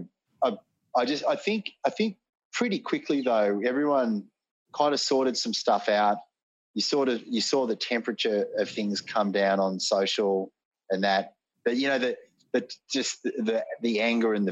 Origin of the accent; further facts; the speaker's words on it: Sydney, New South Wales, Australia; I was born in Sydney